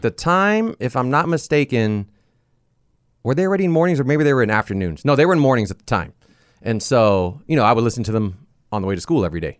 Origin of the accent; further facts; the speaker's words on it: Long Beach, California, United States; also born or lived in San Pedro; I grew up in Long Beach